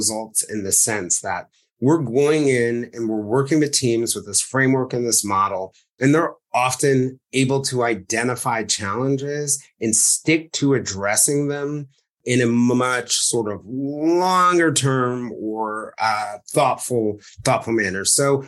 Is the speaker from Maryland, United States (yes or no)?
no; New York City, New York, United States; because you grew up in West Virginia and I grew up in New York City